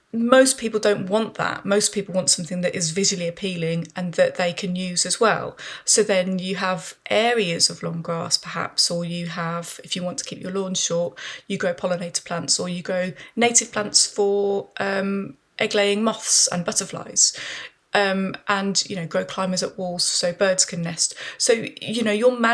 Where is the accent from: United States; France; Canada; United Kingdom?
United Kingdom; Birmingham, West Midlands; I grew up in Birmingham. I grew up in a very sort of suburban area